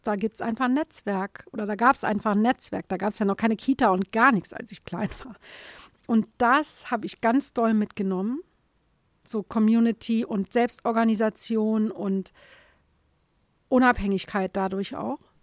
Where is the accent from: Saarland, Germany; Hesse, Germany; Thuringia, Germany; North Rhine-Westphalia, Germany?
Saarland, Germany; im Saarland die Häuser zu sehen, wo ich herkomme